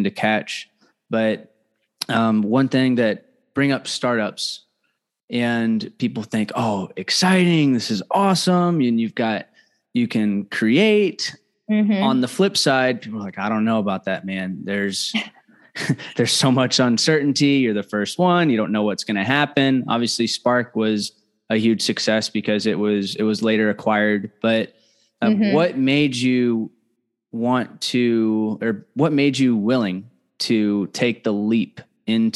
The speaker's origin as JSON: {"language": "English", "town": "Fort Mill", "region": "South Carolina", "country": "United States", "tie": "born or raised there", "said": "that's home for me, Fort Mill"}